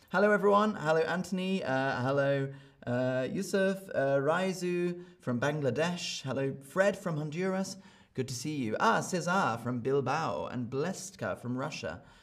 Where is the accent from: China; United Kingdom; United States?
United Kingdom; accent: British; I speak with a British accent